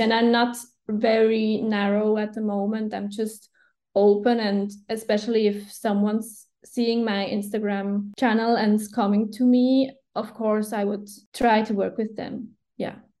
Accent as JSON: {"language": "English", "country": "Switzerland", "first_language": "Swiss German", "second_language": "English"}